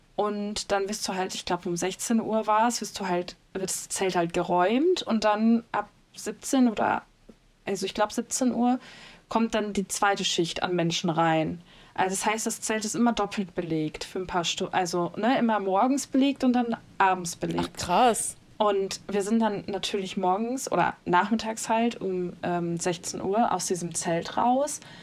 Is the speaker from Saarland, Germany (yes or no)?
no; North Rhine-Westphalia, Germany; Ich komme aus NRW